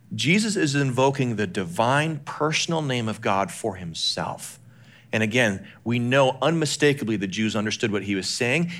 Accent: Calgary, Alberta, Canada; moved away; I grew up in Western Canada, a place called Calgary, Alberta.

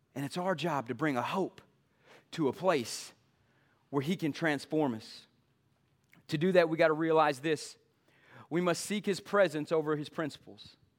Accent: East Texas, United States; we're East Texan

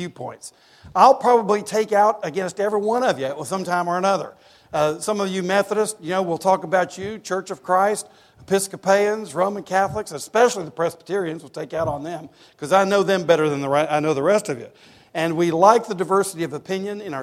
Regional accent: East Tennessee, United States; I grew up in East Tennessee going to UT games

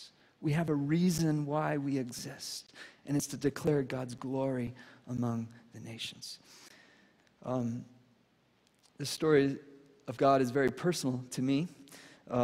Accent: Venezuela; And I speak Spanish because I grew up in Venezuela.

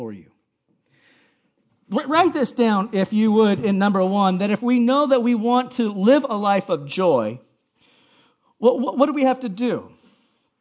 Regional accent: Hawaii, United States; moved away; where I grew up in Hawaii

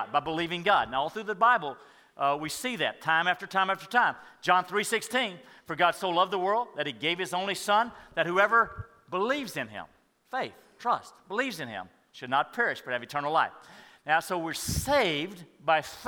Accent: Madisonville, Texas, United States; I grew up in Madisonville, Texas, hour north where Bucky's is now

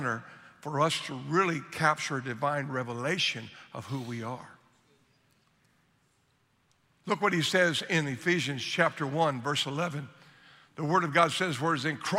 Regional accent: Southern Ohio, United States; moved away; I grew up in Southern Ohio

